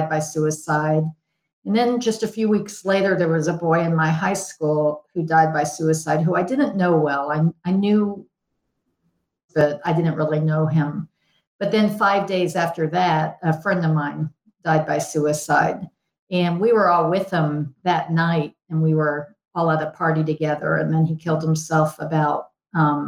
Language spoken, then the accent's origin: English; Houston, Texas, United States; I grew up in Houston